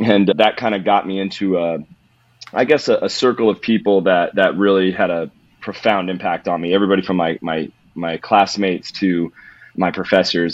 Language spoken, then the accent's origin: English; Modesto, California, United States; I, I originally grew up in California. I'm from California. I'm from the mecca of carjackings which is Modesto, California